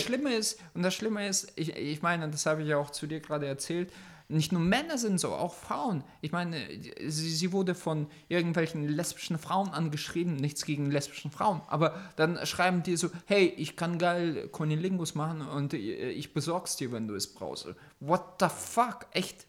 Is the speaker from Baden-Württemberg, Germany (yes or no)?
no; near Oldenburg, Lower Saxony, Germany; nicht aus Deutschland, sondern aus dem Norden bei Oldenburg.